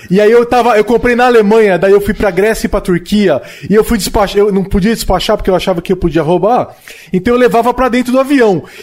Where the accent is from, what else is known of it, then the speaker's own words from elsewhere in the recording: Brazil; Eu sou brasileiro